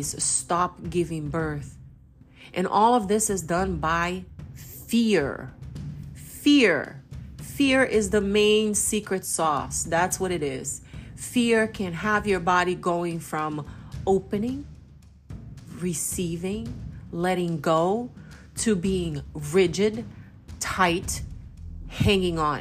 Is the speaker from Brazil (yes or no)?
yes; Belém, Pará, Brazil; moved away; also born or lived in United States; I am Brazilian American. I grew up part of my life in Brazil, and I'm from Belém do Pará, which is right next to the Amazon.